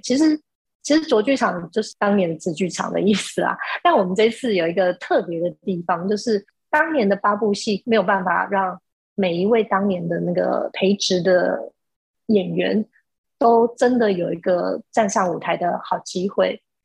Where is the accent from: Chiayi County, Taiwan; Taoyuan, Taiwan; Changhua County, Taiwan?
Changhua County, Taiwan; moved away as an adult; now in Taipei, Taiwan; 我是彰化人，然后，呃，我大学的时候来到台北念书，然后就一路住在台北，然后在这个念大学之后，我其实一路就住在台北，所以现在住在台北的时间已经比住在彰化的时间长了